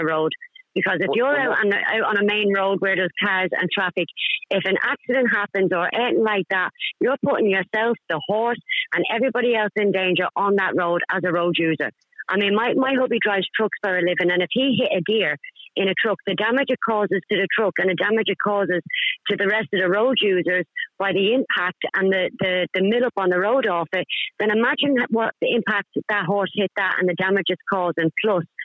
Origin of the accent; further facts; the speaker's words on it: Dublin, Leinster, Ireland; moved away as an adult; now in Newcastle upon Tyne, United Kingdom; I'm from Dublin, I've lived over here for 9